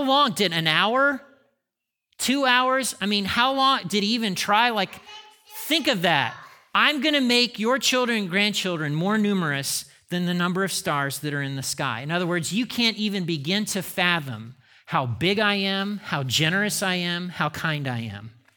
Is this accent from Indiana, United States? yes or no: yes; Indiana, United States; I grew up in Indiana